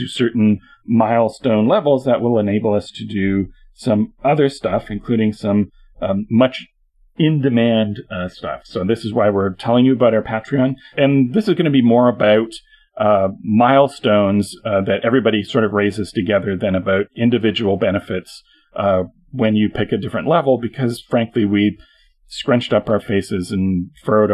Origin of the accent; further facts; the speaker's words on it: Canada; I'm Canadian